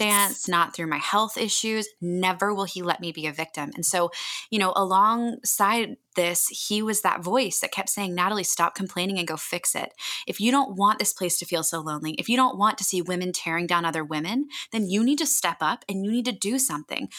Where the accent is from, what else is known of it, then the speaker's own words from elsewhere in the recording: Annapolis, Maryland, United States; moved away as an adult; also born or lived in California; a community in my hometown of Annapolis, Maryland